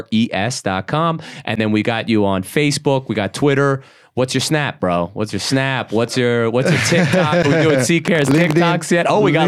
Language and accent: English; Brooklyn, New York, United States; I'm from Brooklyn, right? Mm-hmm. And when growing up in Brooklyn, we wouldn't even give our real name.